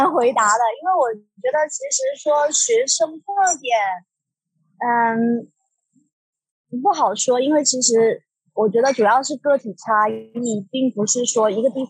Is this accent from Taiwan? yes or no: no; Guangxi, China; moved away as an adult; also born or lived in Hong Kong / New Zealand; now in London, United Kingdom; 我其实我老家是在广西，那然后我本科是在广东读的，就呃读完书了以后，我在香港读了一个 marketing 的硕士。后来就回到广州工作了一年多一点